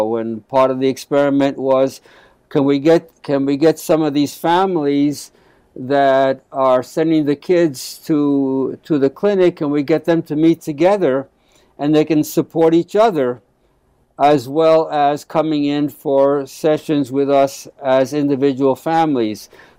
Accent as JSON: {"language": "English", "town": "New York City", "region": "New York", "country": "United States", "tie": "born or raised there", "also_born_or_lived": "South Bronx", "first_language": "Spanish", "second_language": "English", "said": "I basically grew up in Black Harlem"}